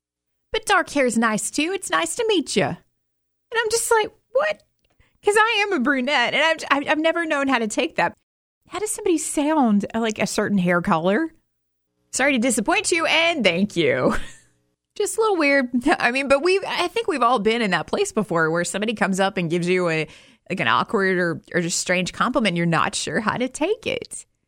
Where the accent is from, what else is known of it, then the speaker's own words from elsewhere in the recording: Alabama, United States; born there; And there were issues where I was born in Alabama trying to find records from the year I was born.